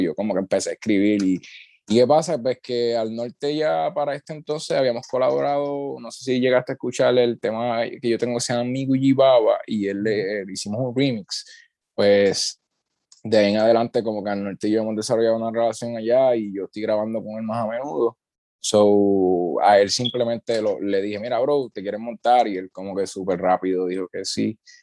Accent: Utuado, Puerto Rico; vengo del pueblo de Utuado

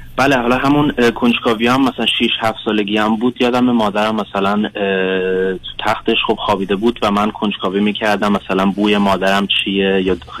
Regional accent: Germany; فارسیم صد درصد نیست من آلمان به دنیا اومدم

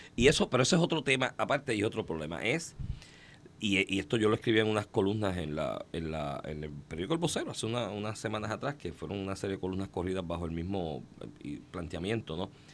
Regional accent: Comerío, Puerto Rico; Comerío, que es mi pueblo también

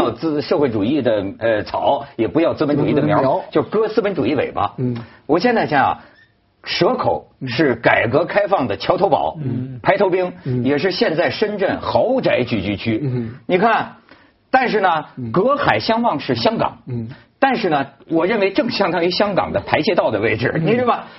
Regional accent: Shenzhen, Guangdong, China; 我们深圳人

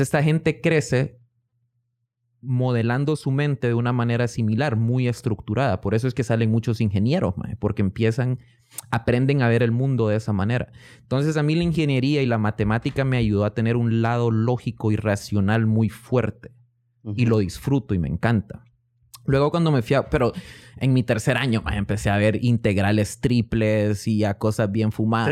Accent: Honduras; moved away as an adult; also born or lived in Miami, United States / Guatemala; now in Oklahoma, United States; nací en Miami de dos papás inmigrantes. Mi mamá es hondureña, mi papá es guatemalteco.

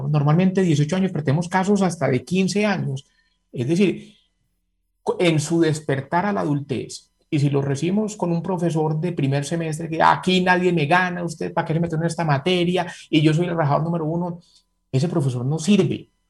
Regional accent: Medellín, Antioquia, Colombia; moved away as an adult; yo soy egresado del Colegio San Ignacio, fui muchos años seleccionante antioquia de básquet

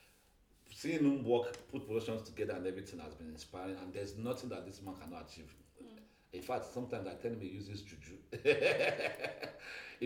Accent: Nigeria; Even though I'm not a Yoruba boy, I grew up among Yoruba

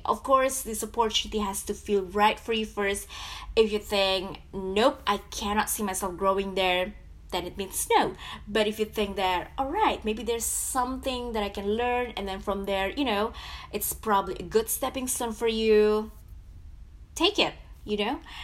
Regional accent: Jakarta, Indonesia; moved away as an adult; now in Florida, United States; born and raised in Jakarta

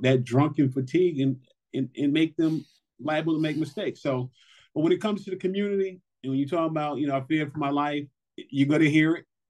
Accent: New York City, New York, United States; individuals like myself from New York City. You know, I grew up in Brooklyn

